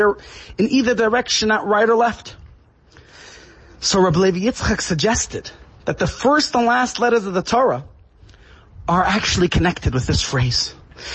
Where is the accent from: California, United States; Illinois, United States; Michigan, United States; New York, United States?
New York, United States; New York City; As a child growing up in Brooklyn